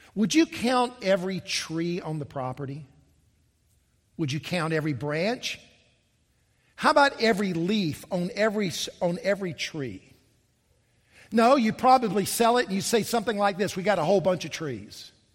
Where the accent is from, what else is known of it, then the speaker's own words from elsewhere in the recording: Columbia, South Carolina, United States; also born or lived in Charleston, South Carolina; I grew up here in South Carolina, and the, I grew up in Columbia.